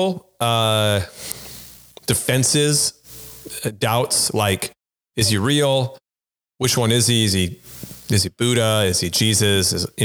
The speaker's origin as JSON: {"language": "English", "town": "Santa Barbara", "region": "California", "country": "United States", "said": "I'm from Santa Barbara"}